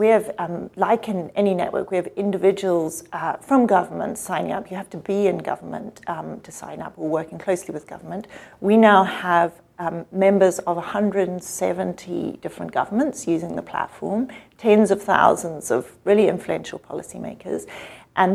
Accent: Botswana; also born or lived in Zimbabwe / South Africa; So I'm an African. I grew up in Botswana, Zimbabwe for a while, and South Africa for a while too.

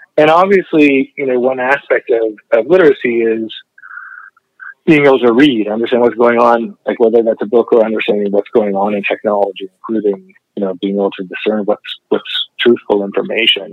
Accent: Canada; I, grew up studying communications, being a documentary filmmaker and a community video activist in Canada

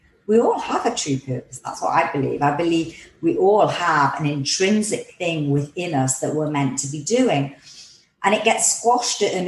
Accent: England, United Kingdom; I'm from England

